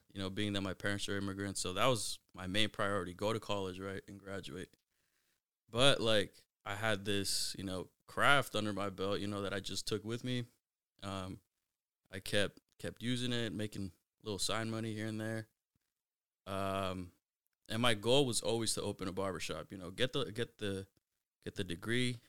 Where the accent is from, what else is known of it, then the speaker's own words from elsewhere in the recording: Mountlake Terrace, Washington, United States; I grew up in Mount Lake Terrace, uh, went to Mount Lake Terrace High School